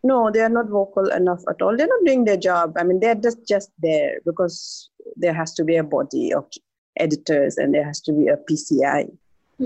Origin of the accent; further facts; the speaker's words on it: East Siang, Arunachal Pradesh, India; I grew up in a very small village in East Siang. It's a district in Arunachal